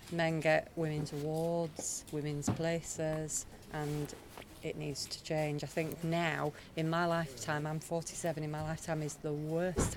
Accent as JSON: {"language": "English", "town": "Sheffield", "region": "Yorkshire and the Humber", "country": "United Kingdom", "said": "I'm from Sheffield"}